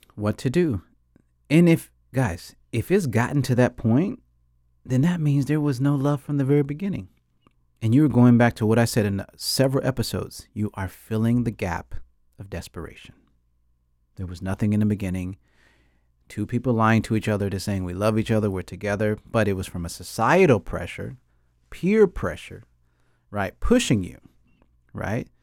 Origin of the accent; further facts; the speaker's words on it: United States; I grew up in America